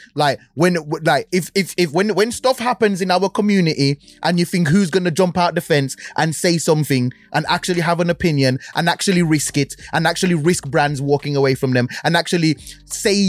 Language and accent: English; Birmingham, West Midlands, United Kingdom; I'm from Birmingham